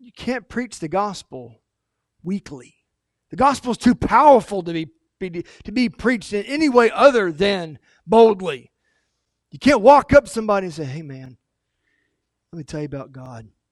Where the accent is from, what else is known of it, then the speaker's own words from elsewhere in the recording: United States; We, as Americans, not just as American Christians, but as Americans